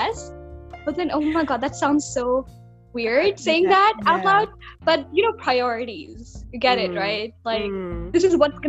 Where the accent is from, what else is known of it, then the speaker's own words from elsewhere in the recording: Pakistan; moved away as an adult; now in China; I'm from Pakistan and I'm studying in China